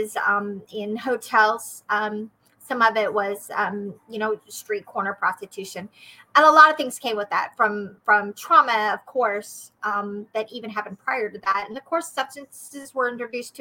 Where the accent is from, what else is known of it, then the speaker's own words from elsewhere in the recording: Oklahoma, United States; now in Missouri, United States; I am from Oklahoma originally. However, I have been in Missouri